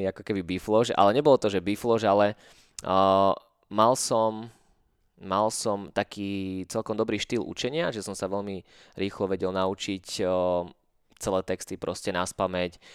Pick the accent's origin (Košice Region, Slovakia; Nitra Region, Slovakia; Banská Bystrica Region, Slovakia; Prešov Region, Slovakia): Nitra Region, Slovakia; Maňa; táto dedinka, Maňa, čo je moja rodná dedina